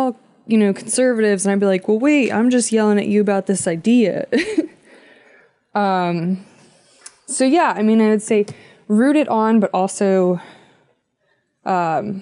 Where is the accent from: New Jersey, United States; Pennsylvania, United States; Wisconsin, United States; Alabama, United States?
Pennsylvania, United States; Philadelphia; moved away as an adult; now in West Coast, United States; we're from Philadelphia